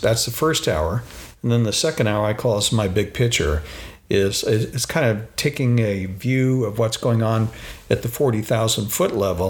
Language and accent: English; Phoenix, Arizona, United States; I grew up in Phoenix, Arizona